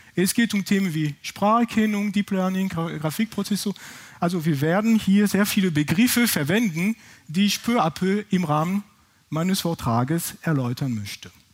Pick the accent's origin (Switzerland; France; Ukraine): France; accent: French; German is a second language; now in Heidelberg, Germany; Ich bin, wie gesagt, ursprünglich aus Frankreich, das kann man wahrscheinlich von meinem Akzent nicht überhören